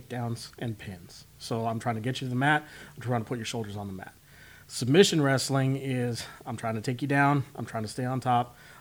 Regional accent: Spokane, Washington, United States; moved away as an adult; also born or lived in Seattle, Washington / Dallas, Texas; I grew up in Spokane, Washington

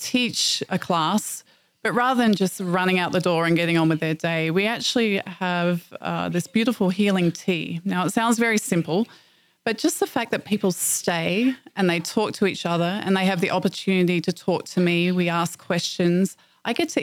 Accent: Australia; moved away; I'm from Australia.

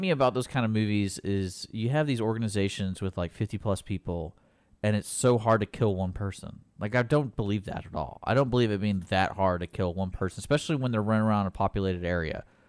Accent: Houston, Texas, United States; I grew up here in Houston

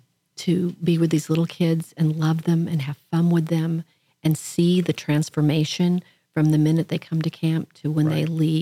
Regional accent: Oklahoma, United States; moved away as an adult; now in The Woodlands, United States; I'm originally from Oklahoma.

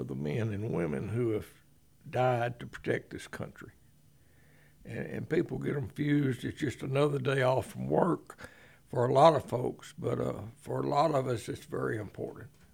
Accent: Conroe, Texas, United States; I was born and raised here in Conroe

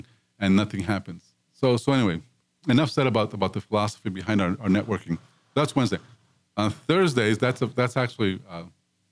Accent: Los Angeles, California, United States; growing up in East Los Angeles, where I grew up

